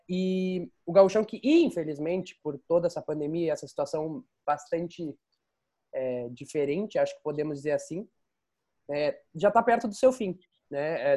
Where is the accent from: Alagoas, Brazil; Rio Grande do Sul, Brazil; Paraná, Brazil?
Rio Grande do Sul, Brazil; Pelotas; moved away as an adult; now in Kansas City, United States; sou de Pelotas